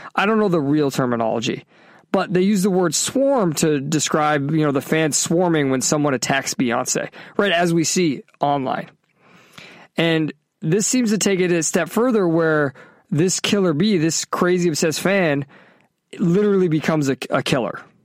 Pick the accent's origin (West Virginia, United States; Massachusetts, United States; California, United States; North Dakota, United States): Massachusetts, United States; growing up in Massachusetts, with an Italian, you know, heritage